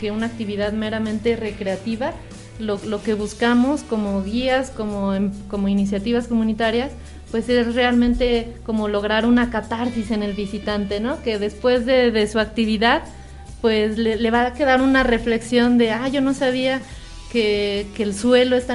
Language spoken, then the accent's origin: Spanish; Mexico; a lo mejor alguna expectativa como mexicano es más difícil a veces de lograr un verdadero asombro